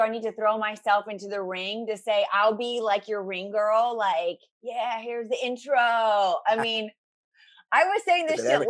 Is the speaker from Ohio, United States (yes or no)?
yes; Ohio, United States; I'm from Ohio